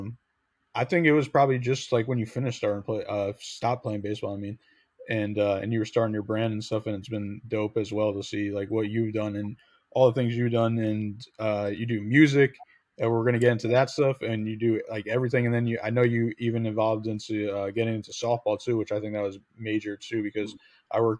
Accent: Connecticut, United States; I grew up in Connecticut, so I'm, like, a Yankees fan

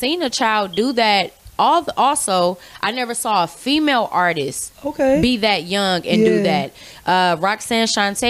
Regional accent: Carson, California, United States; also born or lived in Torrance, California; Well, I'm from Carson, California. Okay. Born in Torrance, raised primarily in Carson. I went to school in Carson, in Gardena High School.

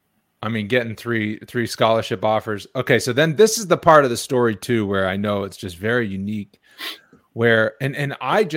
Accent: Boston, Massachusetts, United States; also born or lived in Wyoming; now in Atlanta, United States; I was from Boston area. So it was just such a team sports, pro sports town.

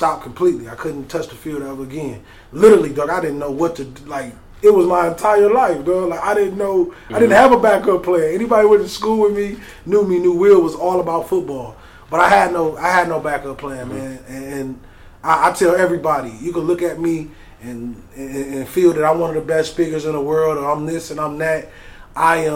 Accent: Pontiac, Michigan, United States; I was born in Pontiac, Michigan. My childhood was like a lot of inner city kids

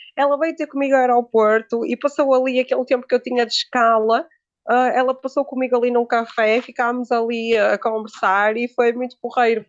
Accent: Braga, Norte, Portugal; ela é de Braga e eu também sou de Braga

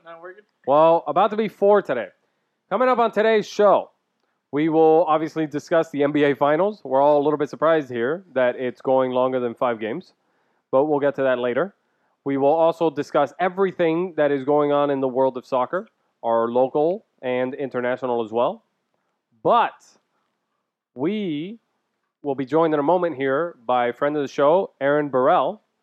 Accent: Cuba; now in United States; I was born in Cuba

